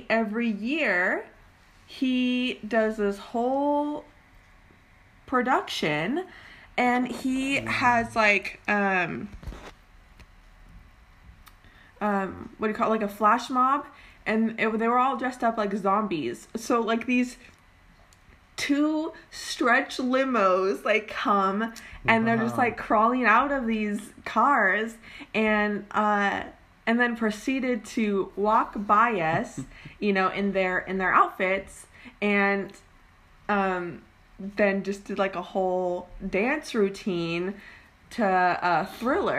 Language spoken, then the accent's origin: English; Oregon, United States; moved away as an adult; now in California, United States